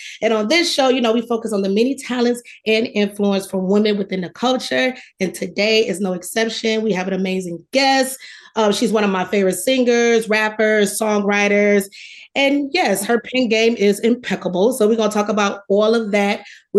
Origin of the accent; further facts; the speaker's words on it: Detroit, Michigan, United States; I'm from Detroit.